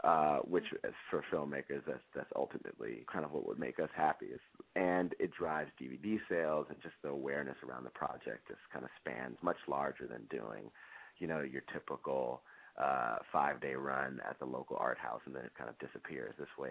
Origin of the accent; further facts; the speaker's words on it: Oakland, California, United States; now in Los Angeles, United States; I grew up in Oakland, and in my father's house in particular, I remember the Live at Carnegie Hall album being on constant rotation.